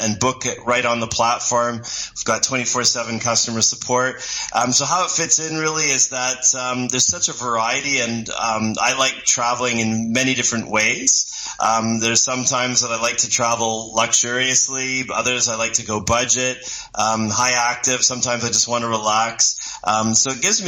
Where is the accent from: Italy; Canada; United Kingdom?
Canada; Quebec; moved away as an adult; now in Toronto, Canada; I'm actually a Quebecer, but I've lived in Toronto probably, I would say, over 20 years, so I'm more English than French now